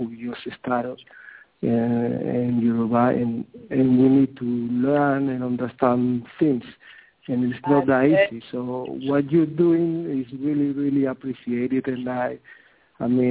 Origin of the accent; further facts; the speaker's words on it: Equatorial Guinea; now in Sweden; I'm originally from Equatorial Guinea